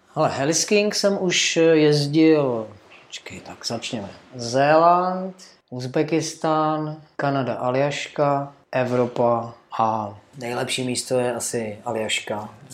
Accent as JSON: {"language": "Czech", "country": "Czechia", "tie": "born or raised there", "said": "já pocházím z Beskyt a tam Eh, máme takovou sjezdovku lokální, jo, eh, kde vždycky, ještě dřív, než já jsem lyžoval, tak se jezdilo mimo, mimo sjezdovku lesem, jo, kolem toho vleku a tak dále. A já jsem tam pak jezdil prostě s rodičem jako malé dítě"}